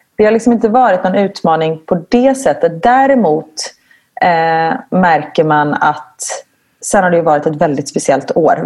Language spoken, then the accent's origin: Swedish; Gothenburg, Västra Götaland, Sweden; moved away as an adult; now in Belgium; jag kommer från Göteborg så jag är van vid regn